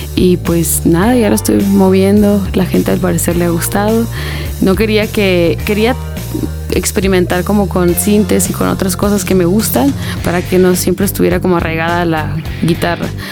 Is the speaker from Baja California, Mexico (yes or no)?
yes; Tecate, Baja California, Mexico; also born or lived in United States; yo soy de Tecate, es un lugar muy chiquititito